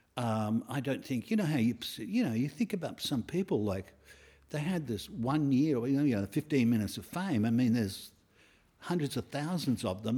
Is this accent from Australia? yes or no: yes; Australia; I went around the world, um, on, as Aussie, Aussie kids